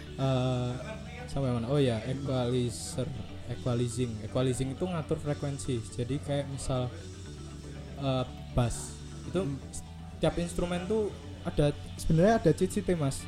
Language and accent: Indonesian; Java, Indonesia; accent: medok (Javanese); aku ngomong medok-medok